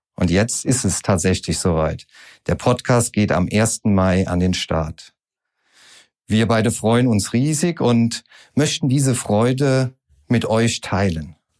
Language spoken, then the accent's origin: German; Koblenz, Rhineland-Palatinate, Germany; komme gebürtig aus Koblenz